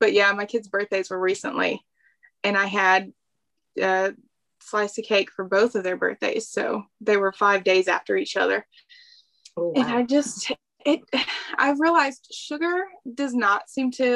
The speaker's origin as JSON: {"language": "English", "region": "the South", "country": "United States", "said": "I ate a lot of fried foods, a ton of fried foods, because I'm from the South."}